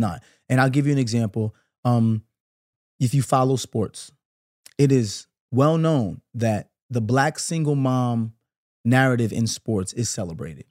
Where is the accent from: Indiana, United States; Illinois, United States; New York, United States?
New York, United States; New York City; I'm from Brooklyn. I grew up in the nineties